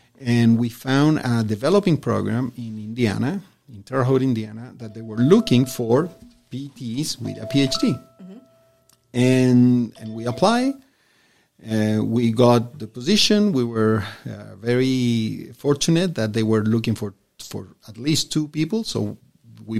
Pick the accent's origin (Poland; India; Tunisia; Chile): Chile; moved away as an adult; now in El Paso, United States; I was born and raised in Chile.